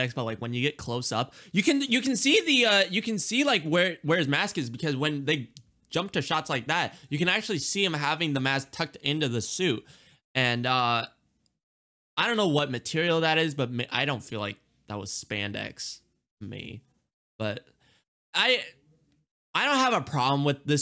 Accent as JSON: {"language": "English", "country": "India", "said": "I'm Indian"}